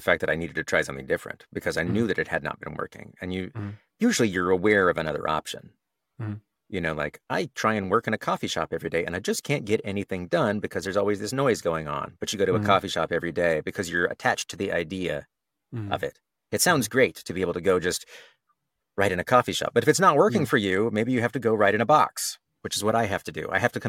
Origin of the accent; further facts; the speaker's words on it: Texas, United States; accent: Texas; Well, I grew up in Texas, so I used to have an accent.